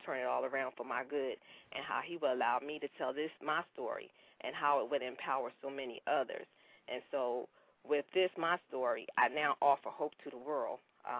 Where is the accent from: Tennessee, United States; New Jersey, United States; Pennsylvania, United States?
Pennsylvania, United States; Philadelphia; now in Atlanta, United States; I'm originally from Philadelphia. And as Tanya said, I now live here in the Atlanta area.